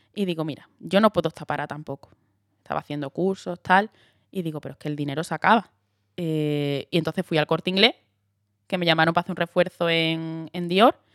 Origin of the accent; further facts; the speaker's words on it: Andalusia, Spain; accent: Andalusian; moved away as an adult; now in Madrid, Spain; yo digo que soy de Huelva, que soy y lo hago en andaluz.